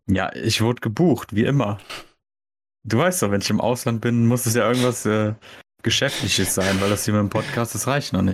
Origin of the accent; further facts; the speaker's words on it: Germany; wir halt als Deutsche